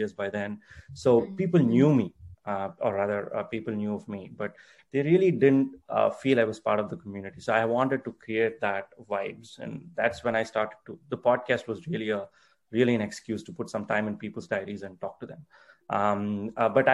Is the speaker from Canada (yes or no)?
no; India; English is a second language; I'm from India